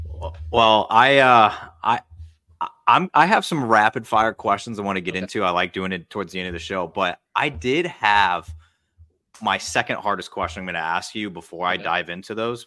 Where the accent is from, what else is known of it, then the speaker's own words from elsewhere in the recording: Midwest, United States; I grew up in the Midwest